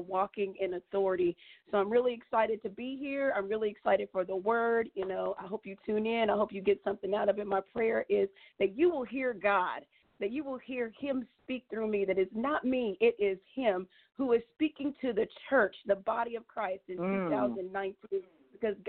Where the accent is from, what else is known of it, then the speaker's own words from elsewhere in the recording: Indianapolis, Indiana, United States; also born or lived in Muncie, Indiana; I grew up here in Indiana, actually in Indianapolis, Indiana, and I moved to Muncie during my college years